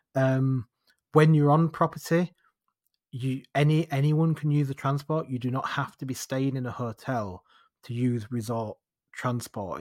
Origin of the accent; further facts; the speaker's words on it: United Kingdom; we're British